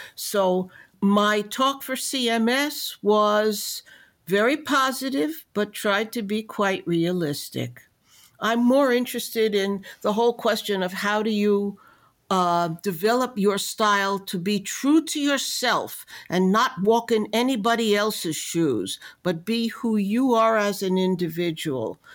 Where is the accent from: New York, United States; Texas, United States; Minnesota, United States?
New York, United States; New York City; also born or lived in Memphis, Tennessee; although I am born in the city of Memphis, Tennessee, I grew up in New York City, even though in outer borough